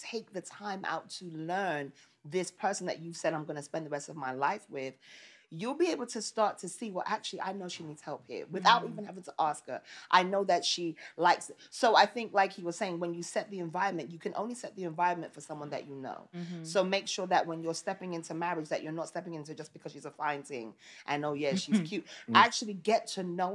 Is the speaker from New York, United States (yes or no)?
yes; New York City, New York, United States; I grew up in Brooklyn